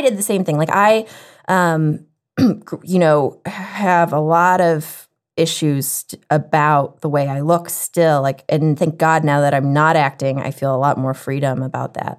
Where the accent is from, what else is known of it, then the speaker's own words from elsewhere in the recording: the South, United States; growing up in the South